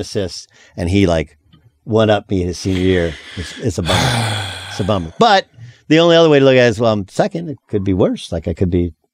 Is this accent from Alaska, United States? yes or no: no; Orange County, California, United States; moved away as an adult; I'm from Orange County